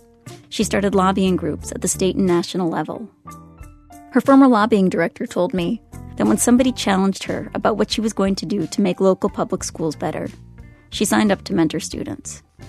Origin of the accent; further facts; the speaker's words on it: Grand Rapids, Michigan, United States; I'm from Grand Rapids, so I knew what Mary was talking about.